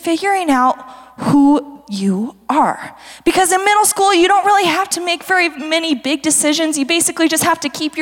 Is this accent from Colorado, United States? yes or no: yes; Fruita, Colorado, United States; I was from Fruita